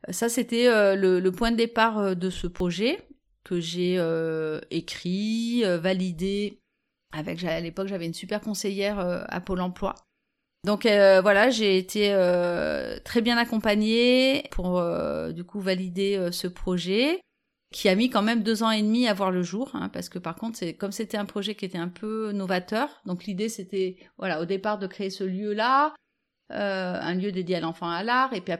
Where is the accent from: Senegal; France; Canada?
France; Vif, Auvergne-Rhône-Alpes; Quand j'étais enfant, alors bon, moi j'ai grandi à Vif.